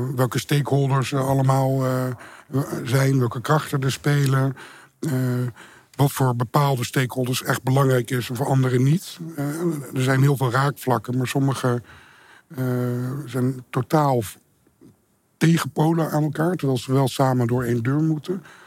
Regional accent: Beetsterzwaag, Friesland, Netherlands; moved away; also born or lived in Rotterdam / Amsterdam; dorp eh, waar ik ben opgegroeid, Beterswaag in Friesland.

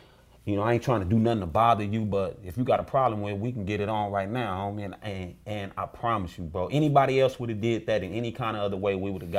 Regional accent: Los Angeles, California, United States; You know, I'm an East Side dude from out of Watts.

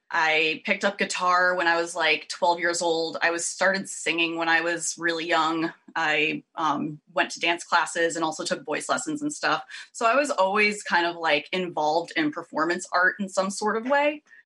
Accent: Worcester, Massachusetts, United States; moved away as an adult; also born or lived in Providence, Rhode Island / Los Angeles / Boston; I grew up just outside Worcester, Massachusetts

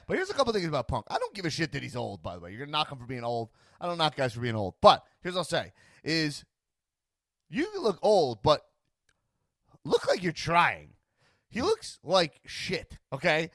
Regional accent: Long Island, New York, United States; now in Los Angeles, United States; I grew up on Long Island

